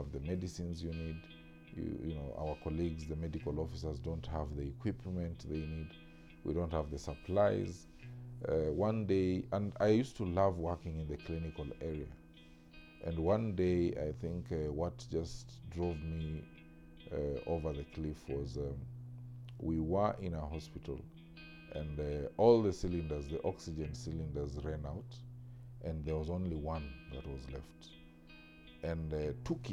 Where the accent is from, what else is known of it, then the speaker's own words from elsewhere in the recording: Western Kenya, Kenya; growing up in Western Kenya